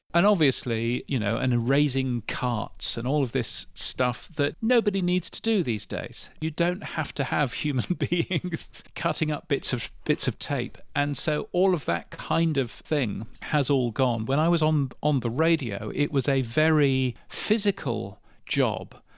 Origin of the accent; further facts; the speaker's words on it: United Kingdom; as a Brit